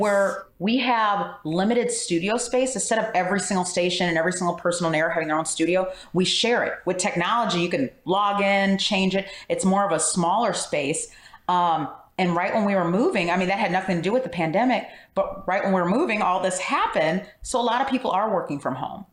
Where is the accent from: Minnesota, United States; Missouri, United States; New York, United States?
Missouri, United States; St. Louis; also born or lived in Springfield, Illinois; I'm from St. Louis